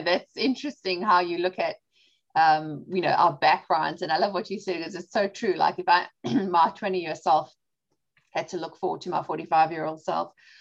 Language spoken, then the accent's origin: English; South Africa; now in Charlotte, United States; My dad is Greek. My mom's British and I was born and raised in South Africa.